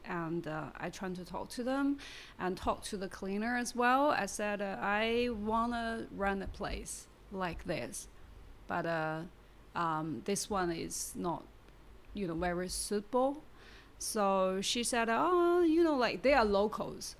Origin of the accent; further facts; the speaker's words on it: Baoding, Hebei, China; English is a second language; also born or lived in Beijing / Shanghai; now in Shenzhen, China; I come from Baoding. You know, it's a small city.